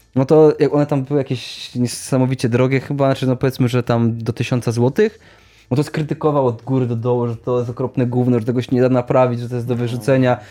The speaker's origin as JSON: {"language": "Polish", "town": "Sieraków", "region": "Greater Poland", "country": "Poland", "said": "z mojej miejscowości"}